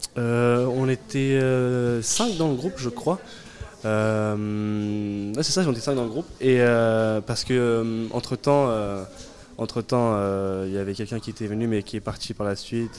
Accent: Louviers, Normandy, France; je suis de Louvier, moi.

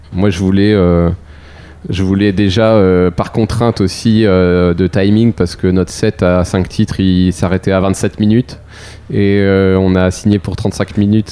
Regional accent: Pont-d'Ouilly, Normandy, France; dans mon patelin à Pondouy

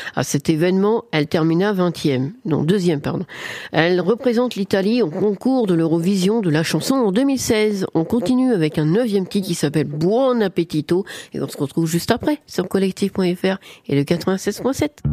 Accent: France; chez nous, en France

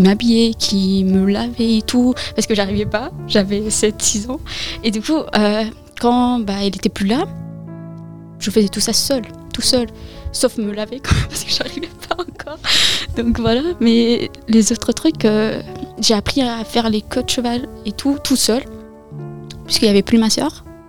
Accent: France; also born or lived in Afghanistan / Iran; ça fait six ans que je suis en France avec mon frère, et mes parents

